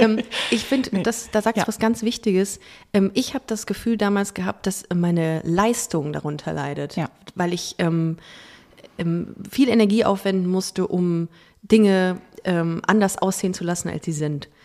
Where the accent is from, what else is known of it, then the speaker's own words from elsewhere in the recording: Düsseldorf, North Rhine-Westphalia, Germany; ich bin ja in Düsseldorf groß geworden